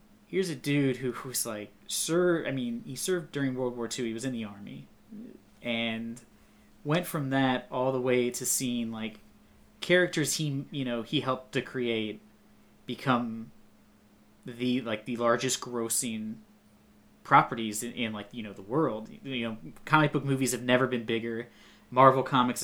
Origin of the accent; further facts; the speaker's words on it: Ohio, United States; my hometown, a not very large really? Town in Ohio